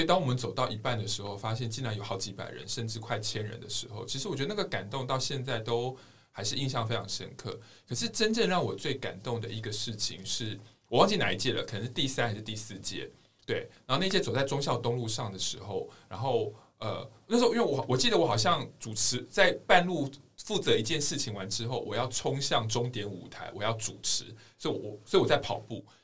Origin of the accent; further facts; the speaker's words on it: Miaoli County, Taiwan; 我也是苗栗人